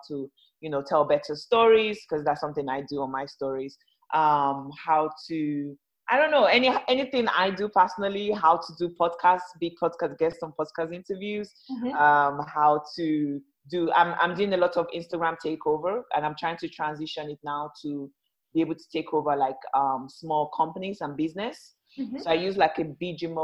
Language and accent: English; Lagos, Nigeria; now in United Kingdom; I was born in Lagos, Nigeria.